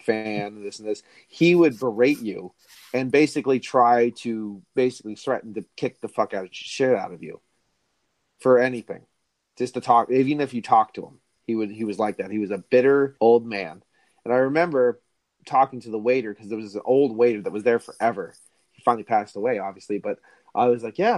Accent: Berwick, United States; I'm from Berwick

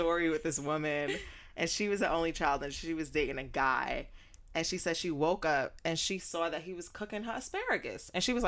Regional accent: New York City, New York, United States; moved away as an adult; Growing up in New York, there was this little art center on Jamaica Avenue, shout out to Queens

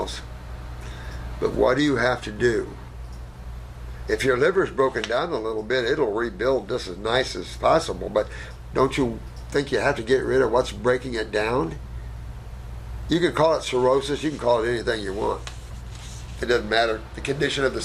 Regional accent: United States; also born or lived in Australia; I'm American and my English sucks. And I lived 8 years in Australia

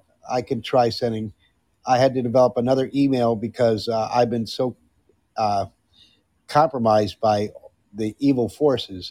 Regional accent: Netherlands; moved away; I grew up in Europe, in Netherlands

